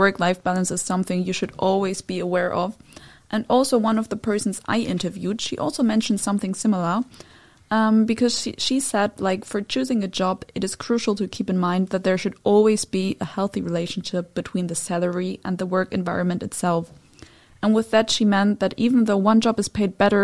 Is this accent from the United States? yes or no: no; Germany; now in Netherlands; my home country, which is Germany